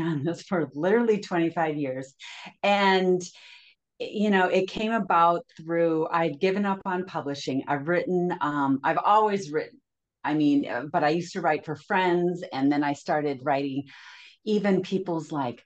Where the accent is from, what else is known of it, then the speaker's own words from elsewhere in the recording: Minnesota, United States; moved away as an adult; now in California, United States; I was raised and lived in Minnesota until I married a guy from California